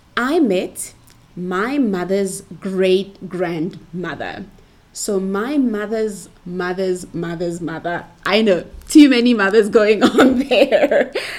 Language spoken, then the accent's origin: English; Pretoria, Gauteng, South Africa; I was born and bred in Pretoria, Cap City of South Africa